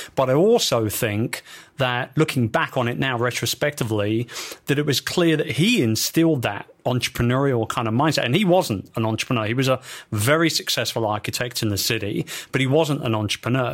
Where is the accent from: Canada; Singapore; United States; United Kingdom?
United Kingdom; London; in London, my hometown